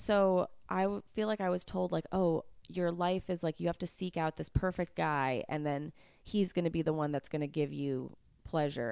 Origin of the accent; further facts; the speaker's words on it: New York, United States; I grew up in New York